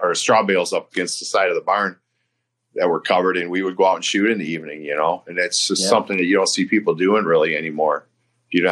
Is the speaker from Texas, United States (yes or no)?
no; Michigan, United States; I grew up here in Michigan